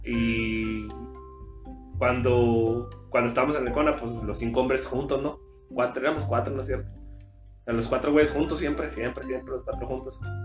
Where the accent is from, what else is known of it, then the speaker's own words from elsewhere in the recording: Mexico; soy de Casas Sí. Entonces, Primaria y secundaria, yo la estudié allá